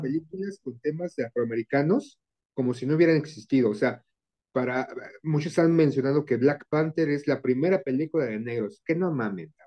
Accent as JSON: {"language": "Spanish", "country": "Mexico", "said": "como mexicano, como muchos mexicanos solemos ser"}